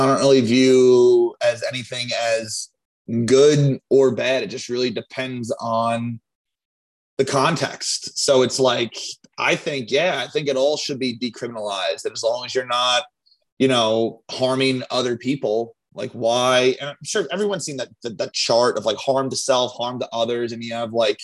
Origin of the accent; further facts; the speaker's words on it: Long Island, New York, United States; I'm from Long Island